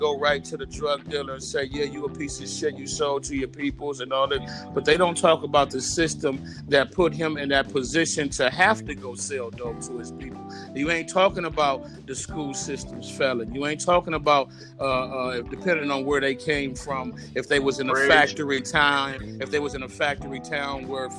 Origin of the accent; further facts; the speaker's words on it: East Coast, United States; It's West Coast because I'm from the West Coast, but it's really a little bit of, it's really a little bit of everything because I'm a true hip-hop head. I grew up basically on the East Coast when hip-hop first started